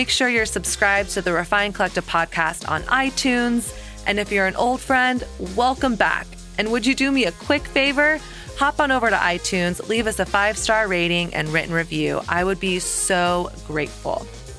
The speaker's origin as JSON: {"language": "English", "region": "Southern United States", "country": "United States", "tie": "born or raised there", "moved": "yes", "lives_now": "New York City, United States", "said": "It's all about my journey of growing up in Southern Christian culture, learning a set of rules and shame-based narratives about sex and desire and my body and dating, and really not questioning that until I moved to New York City."}